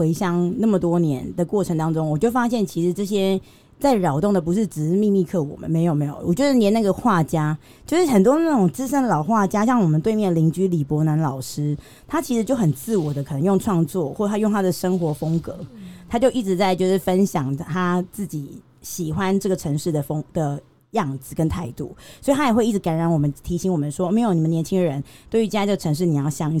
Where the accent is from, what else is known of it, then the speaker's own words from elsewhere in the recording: Tainan, Taiwan; 身为台南人，我们嘉义人就这么厉害